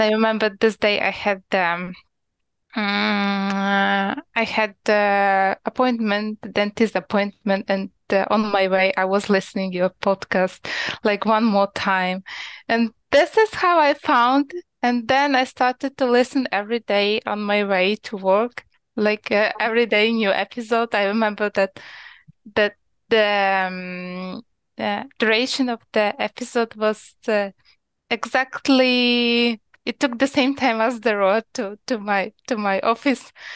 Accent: Ukraine; English is a second language; moved away as an adult; now in Poland; originally I'm from Ukraine, but right now I'm living in Poland for the last five years.

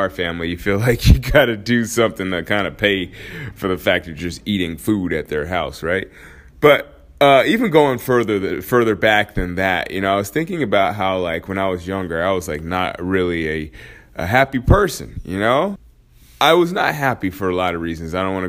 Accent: Alaska, United States; So that's why I say I grew up in Alaska, because that's where I started high school, was in Alaska.

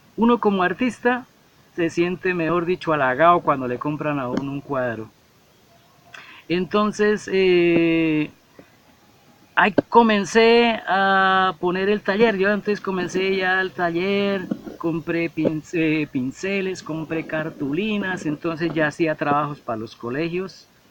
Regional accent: Bucaramanga, Santander, Colombia; soy nacido en Bucaramanga, eh, nacido en un barrio que se llama San Alonso. Actualmente vivo en el barrio Kennedy en la zona norte

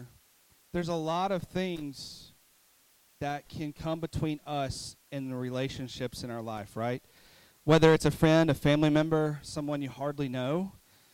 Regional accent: Mountain City, Tennessee, United States; I'm from Mountain City

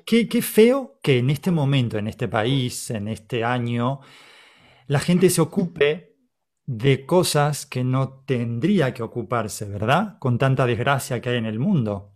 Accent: Argentina; Somos argentinos

